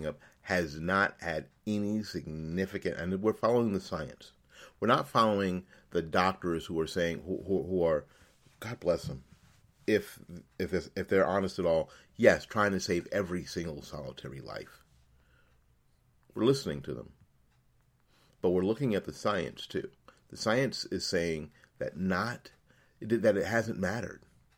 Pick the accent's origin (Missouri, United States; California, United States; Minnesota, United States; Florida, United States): Florida, United States; The latest example is out of my home state of Florida